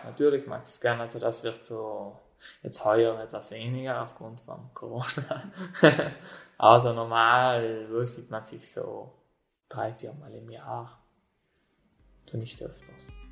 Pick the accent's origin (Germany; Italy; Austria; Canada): Italy; South Tyrol, Trentino-Alto Adige; wohne, wohne schon seit meiner Kindheit hier am Hof